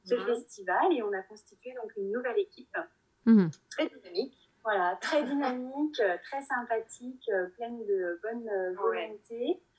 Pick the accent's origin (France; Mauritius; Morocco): France; Nancy, Grand Est; mais je suis native de Nancy. Et donc, après une petite année en Martinique, je suis revenue euh, en Lorraine.